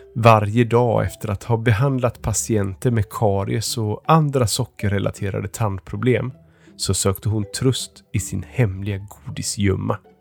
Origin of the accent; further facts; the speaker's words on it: Stockholm, Stockholm County, Sweden; jag kommer från Stockholm.